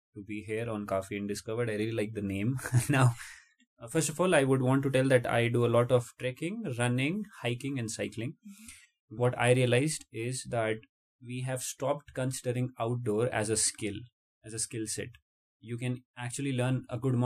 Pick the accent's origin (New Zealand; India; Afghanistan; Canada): India; Jaipur, Rajasthan; moved away as an adult; I am basically born and brought up in Jaipur, the capital city of the state of Rajasthan, India